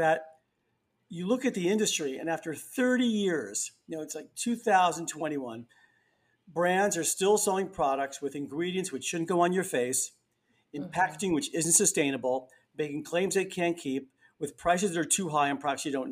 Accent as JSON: {"language": "English", "town": "New York City", "region": "New York", "country": "United States", "tie": "born or raised there", "said": "I grew up in the Bronx. I've been here most of my life"}